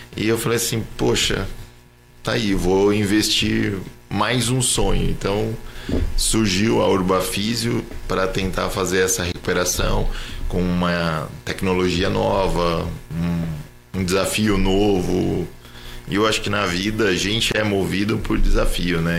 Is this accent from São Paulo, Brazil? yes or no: yes; Jacareí, São Paulo, Brazil; moved away as an adult; now in São José dos Campos, Brazil; E daí eu acabei nascendo aqui, mas morando em Jacareí.